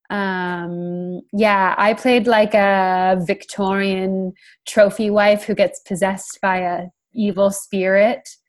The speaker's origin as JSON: {"language": "English", "country": "Canada", "also_born_or_lived": "United Kingdom", "moved": "as an adult", "lives_now": "London, United Kingdom", "said": "I live there now, but I'm from Canada"}